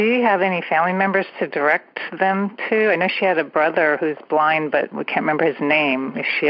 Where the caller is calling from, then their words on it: San Francisco Bay Area, California, United States; I'm calling from the San Francisco Bay Area